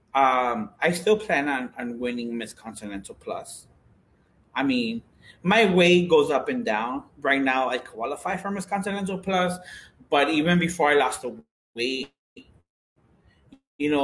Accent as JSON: {"language": "English", "town": "Chicago", "region": "Illinois", "country": "United States", "tie": "born or raised there", "said": "I grew up in Huma Park, a lot of my friends were Puerto Rican"}